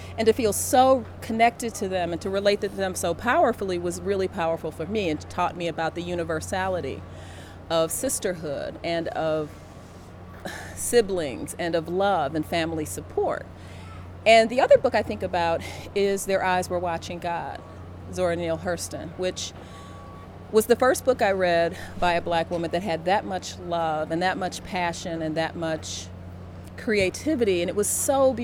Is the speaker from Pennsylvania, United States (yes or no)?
no; Gary, Indiana, United States; to be a Black girl in Gary, Indiana, a steel town